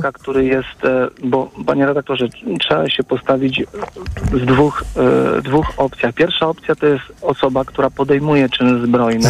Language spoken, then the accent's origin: Polish; Masovian Voivodeship, Poland; sam pochodzę z terenów, akurat jestem lokalnym patriotą z okolic, z okolic po prostu południowego Mazowsza